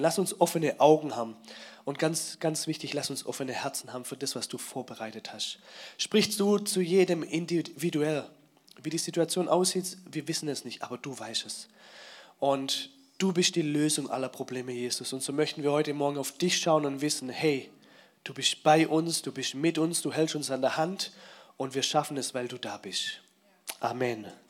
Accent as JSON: {"language": "German", "area": "Swabia", "region": "Baden-Württemberg", "country": "Germany", "said": "ich bin ja Schwabe"}